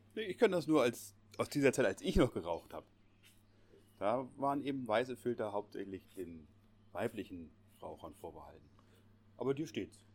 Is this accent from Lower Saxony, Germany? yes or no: yes; Lüneburg Heath, Lower Saxony, Germany; hier bei uns in der Lüneburger Heide